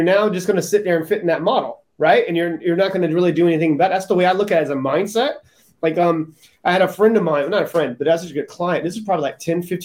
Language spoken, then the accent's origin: English; Charleston, South Carolina, United States; I grew up in Charleston, South Carolina